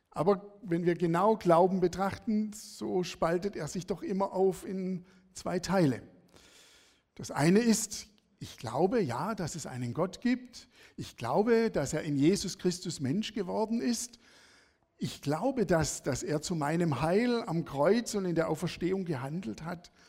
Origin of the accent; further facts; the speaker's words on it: Sersheim, Baden-Württemberg, Germany; Bin aufgewachsen in Sersheim, das ist bei Feingen-Enz, Bietigheim.